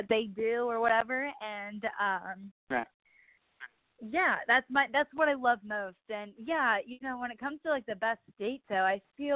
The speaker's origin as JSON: {"language": "English", "region": "Ohio", "country": "United States", "moved": "yes", "lives_now": "Nashville, United States", "said": "I'm from Ohio"}